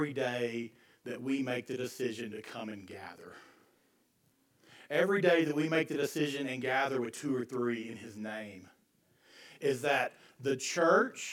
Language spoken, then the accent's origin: English; Deep East Texas, United States; moved away; growing up in Deep East Texas